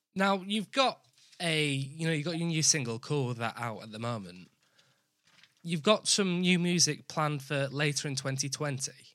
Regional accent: Yorkshire and the Humber, United Kingdom; I'm from I'm from Yorkshire

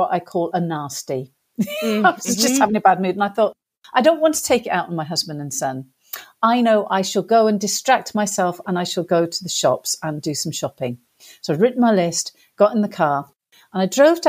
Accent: England, United Kingdom; accent: English; my accent was English

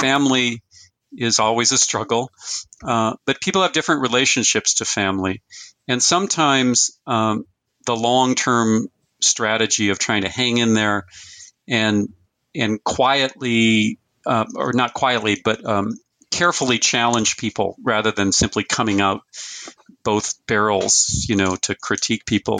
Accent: Fargo, North Dakota, United States; I was born in 1958 in Fargo, North Dakota, or in, in North Dakota.

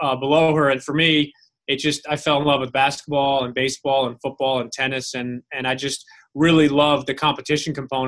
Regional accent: Westchester, New York, United States; I grew up in Westchester, New York, which is about 35 minutes north of New York City.

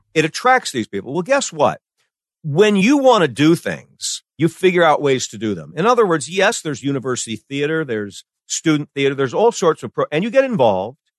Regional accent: Iowa, United States; moved away; I grew up in Iowa where you send your box tops off to New York to get the secret Dakota ring.

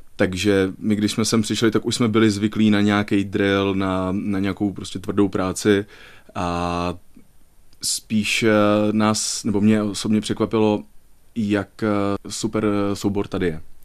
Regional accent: Brno, South Moravian Region, Czechia; now in Liberec, Czechia; rodilým Pražákem opravdu nejsem, eh, jsem rodilým Brňákem.

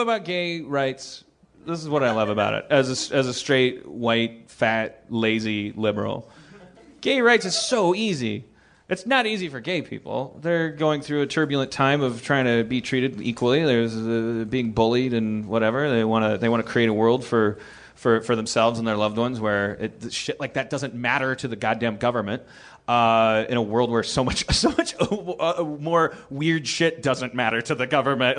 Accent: Milwaukee, Wisconsin, United States; I'm from Milwaukee.

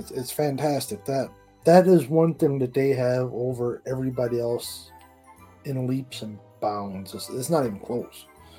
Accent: Port Union, Newfoundland and Labrador, Canada; moved away as an adult; I'm from Newfoundland, Port Union, Newfoundland.

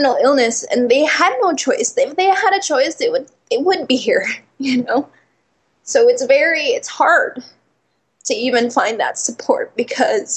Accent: Philippines; now in Oakland, United States; I'm Filipino

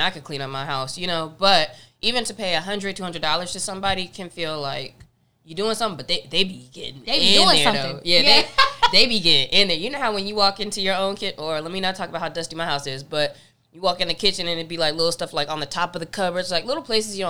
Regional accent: North Carolina, United States; now in Los Angeles, United States; growing up in North Carolina

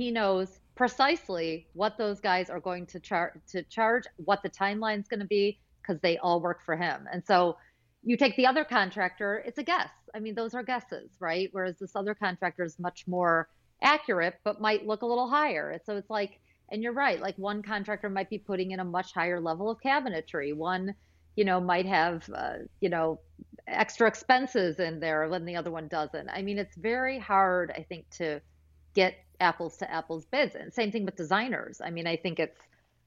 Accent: Michigan, United States; I went to Cranbrook for school growing up in Michigan.

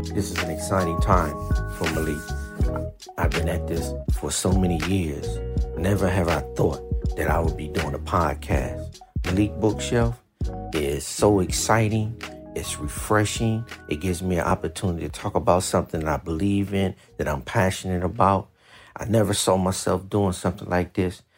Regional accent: Washington metropolitan area, Maryland, United States; now in West Coast, United States; I grew up in Washington, D.C. I grew up in a place called Maryland in the Washington metropolitan area

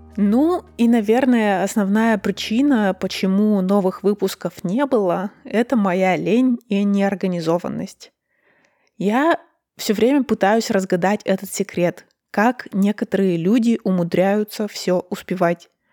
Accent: Russia; я родилась и выросла в России, и я русская

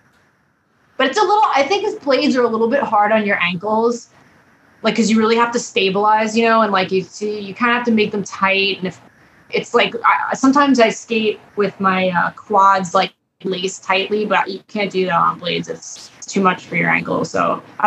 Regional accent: Long Island, New York, United States; I grew up in New York, on Long Island

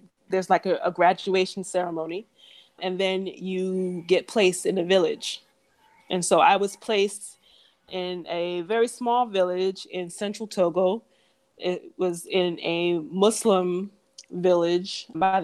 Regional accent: United States; moved away as an adult; also born or lived in Africa / Southeast Asia; I'm American

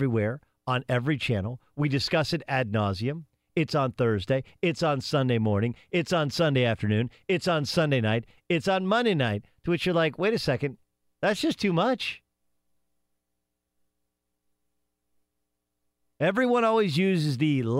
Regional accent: Southern California, United States; When I was a kid, I grew up in Southern California

